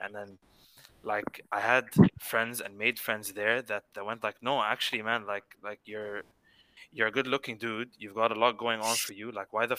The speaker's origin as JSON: {"language": "English", "country": "United Arab Emirates", "moved": "yes", "lives_now": "Australia", "said": "I was living in a bubble in the UAE"}